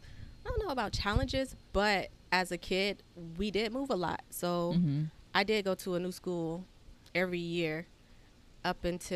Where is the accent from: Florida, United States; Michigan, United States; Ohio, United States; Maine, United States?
Florida, United States; I'm from Florida.